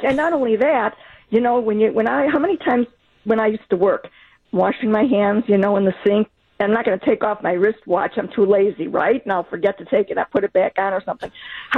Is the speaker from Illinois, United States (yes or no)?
yes; Chicago suburbs, Illinois, United States; moved away; I'm from Chicago suburbs originally